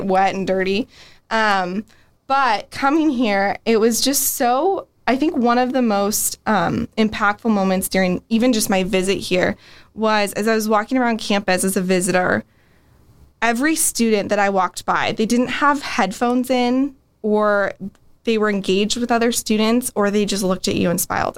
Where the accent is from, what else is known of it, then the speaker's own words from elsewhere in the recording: San Diego, California, United States; moved away as an adult; now in Steubenville, United States; I'm actually from San Diego, California, originally